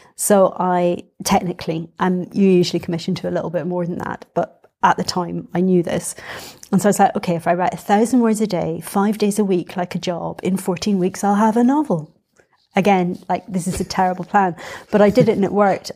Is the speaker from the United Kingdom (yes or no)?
yes; Edinburgh, Scotland, United Kingdom; I was born in Edinburgh. um, and brought up in Edinburgh